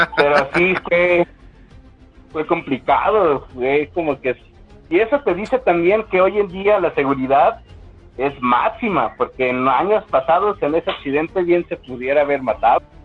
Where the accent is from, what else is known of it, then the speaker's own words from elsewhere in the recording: Mexico; Como mexicano